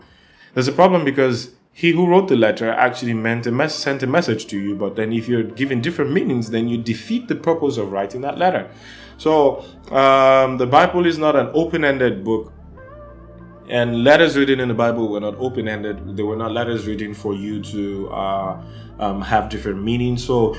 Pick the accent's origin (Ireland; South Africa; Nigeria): Nigeria; And I'm from Nigeria and Africa